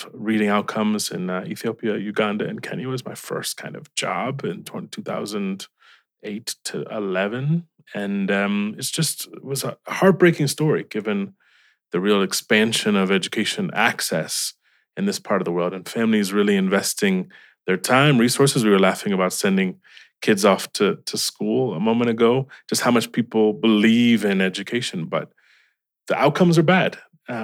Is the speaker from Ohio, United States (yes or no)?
yes; Cleveland, Ohio, United States; Yes, very proud.